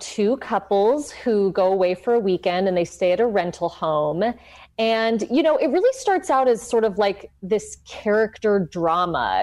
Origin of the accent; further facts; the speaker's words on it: Los Angeles, California, United States; also born or lived in South Pasadena; I'm from LA. I, I grew up in Highland Park and then South Pasadena